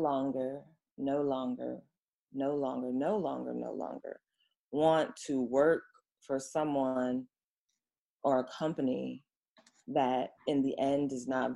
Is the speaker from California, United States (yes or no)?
yes; Oakland, California, United States; now in Los Angeles, United States; I'm from Oakland. That's the city of the Panthers. The spirit is in me.